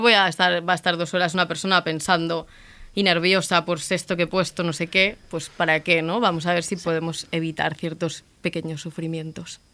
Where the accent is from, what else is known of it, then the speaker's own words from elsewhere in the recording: Madrid, Community of Madrid, Spain; yo soy de Madrid y salía mucho por Malasaña